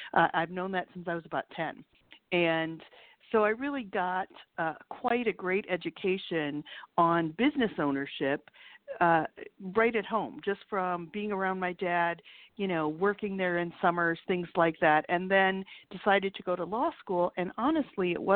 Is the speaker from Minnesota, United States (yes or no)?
yes; Minneapolis, Minnesota, United States; moved away as an adult; now in Chicago, United States; I grew up in Minneapolis, actually, and moved to Chicago about 8 years ago